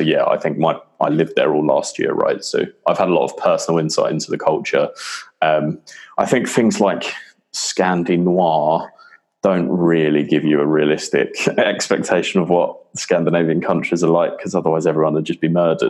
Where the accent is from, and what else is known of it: United Kingdom